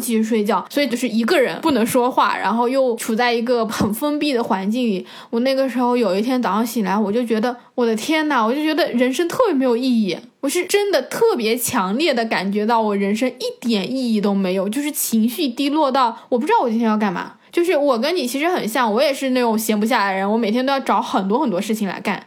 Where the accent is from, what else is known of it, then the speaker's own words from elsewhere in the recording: China; now in Vancouver, Canada; 像我们这种比较就是中国教育背景下长大的人